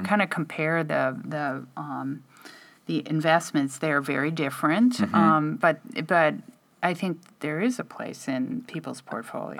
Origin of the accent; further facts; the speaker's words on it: Midwest, United States; I'm from the Midwest